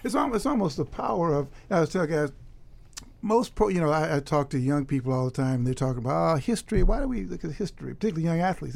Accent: Chicago, Illinois, United States; now in Harlem, New York, United States; I grew up in Chicago, live in Harlem

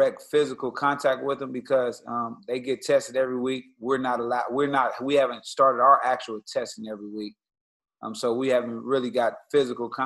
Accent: Los Angeles, California, United States; also born or lived in Syracuse; I'm from South Central Los Angeles.

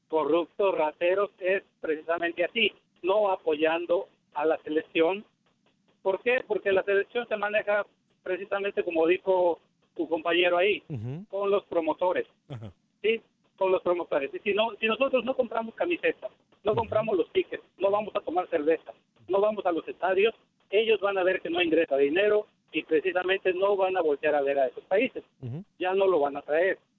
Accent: Mexico; now in California, United States; yo como, como mexicano

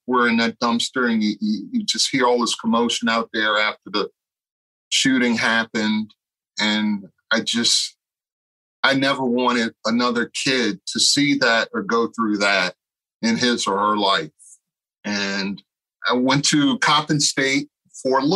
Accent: Baltimore, Maryland, United States; I was born and raised in West Baltimore, not the best community

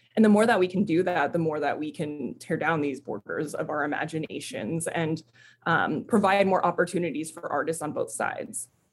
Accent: United States; now in San Diego, United States; I'm Filipino, first generation Filipino American. Both my parents emigrated to the States

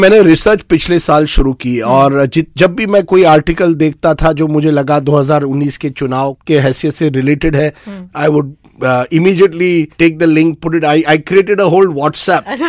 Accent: Ahmedabad, Gujarat, India; मैं खुद मेरा जन्म अहमदाबाद में हुआ है

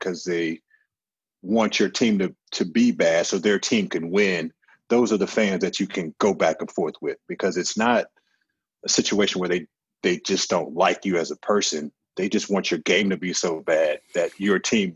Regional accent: St. Louis, Missouri, United States; I'm obviously from St. Louis

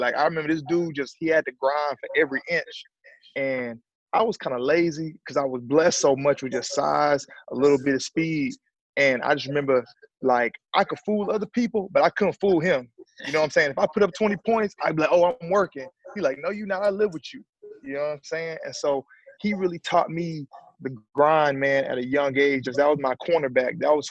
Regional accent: Alabama, United States; I'm from Alabama, man. I grew up a two-parent home.

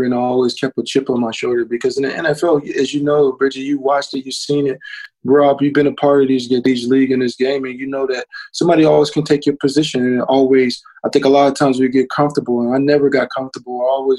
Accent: Louisiana, United States; I'm from Louisiana, so all my family, you know, 50 people

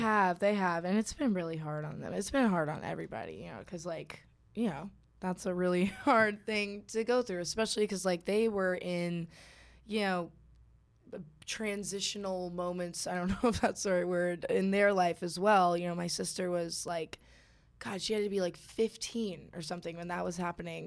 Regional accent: Suffern, New York, United States; also born or lived in Kansas; now in Georgia, United States; I've only ever known New York. Like, I don't have any memories of Kansas and I moved to New York

